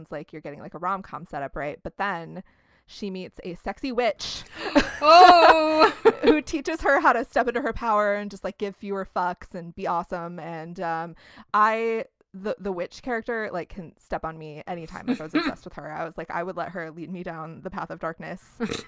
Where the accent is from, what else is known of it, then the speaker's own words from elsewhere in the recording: Midwest, United States; We're from the Midwest.